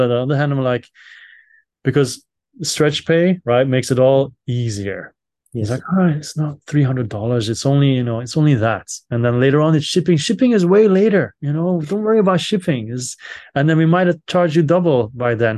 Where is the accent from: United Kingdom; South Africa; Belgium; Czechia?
Belgium; I'm from Belgium